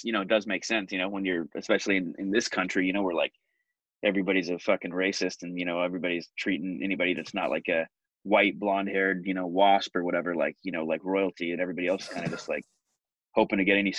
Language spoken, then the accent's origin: English; Portland, Oregon, United States; also born or lived in Los Angeles, California / Asia; we moved up here when I was like 6 or 7, and I spent all my life since then, you know, other than a few years over in Asia and a couple of years moving back to LA for work. Like, I mean, the majority of my life, like in Portland.